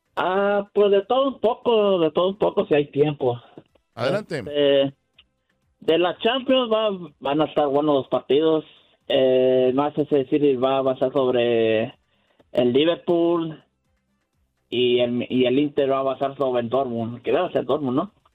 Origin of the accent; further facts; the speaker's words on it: Mexico; now in Houston, United States; yo honestamente soy mexicano